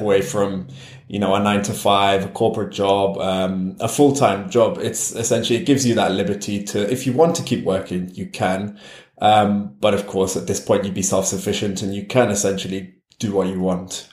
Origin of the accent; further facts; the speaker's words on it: Newcastle upon Tyne, North East England, United Kingdom; first language English; moved away as an adult; also born or lived in France; now in Spain; I was born and grew up in the UK. I grew up in Newcastle, which is a city in the northeast.